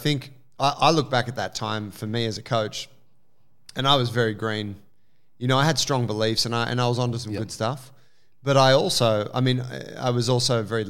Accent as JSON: {"language": "English", "town": "Sydney", "region": "New South Wales", "country": "Australia", "said": "Hey, I'm from Sydney. I'm a foodie too, man."}